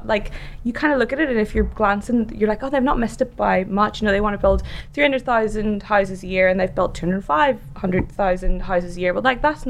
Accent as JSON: {"language": "English", "country": "Ireland", "moved": "yes", "said": "I'm Irish."}